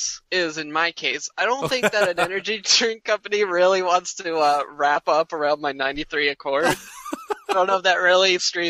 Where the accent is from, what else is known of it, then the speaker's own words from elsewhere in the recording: Bremerton, Washington, United States; Yeah, the Missouri was in our stomping grounds, like where we were growing up for years and years.